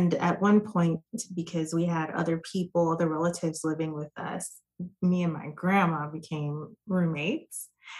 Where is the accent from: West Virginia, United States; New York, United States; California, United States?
New York, United States; also born or lived in Jamaica (ancestry); now in Dallas-Fort Worth, United States; I am a New York native that is a transplant here in the Dallas-Fort Worth area. I'm first generation American. My family is originally from Jamaica